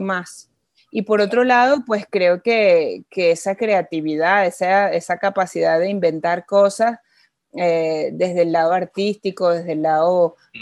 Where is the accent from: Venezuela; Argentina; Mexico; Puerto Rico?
Venezuela; haber nacido en Venezuela